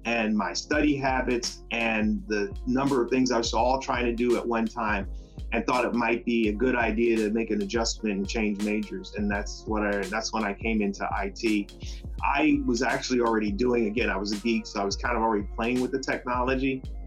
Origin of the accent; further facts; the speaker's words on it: New York City, New York, United States; moved away as an adult; also born or lived in Fort Wayne, Indiana; I grew up in Brooklyn, New York. I'm a son of immigrants from the West Indies.